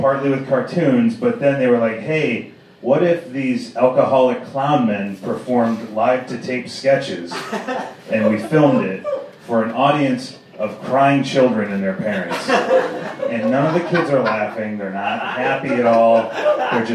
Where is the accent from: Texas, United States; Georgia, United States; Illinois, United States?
Illinois, United States; Chicago; I'm born and raised in Chicago